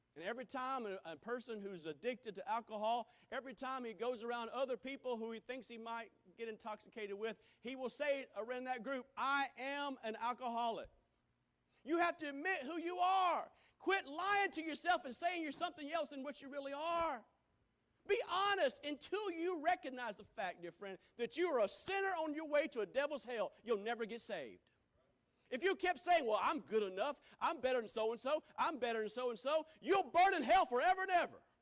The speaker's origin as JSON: {"language": "English", "town": "Greenville", "region": "South Carolina", "country": "United States", "also_born_or_lived": "Wisconsin", "said": "I'm from Greenville, South Carolina."}